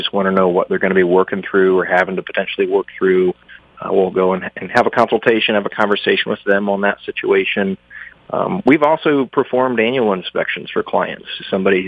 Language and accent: English; Central Ohio, United States; moved away as an adult; also born or lived in Colorado Springs, Colorado; now in Fleetwood, United States; I was born and raised in Central Ohio